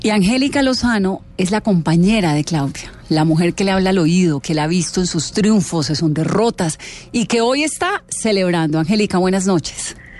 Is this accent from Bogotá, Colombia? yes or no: yes; Bogotá, Colombia; como colombiana, como bogotana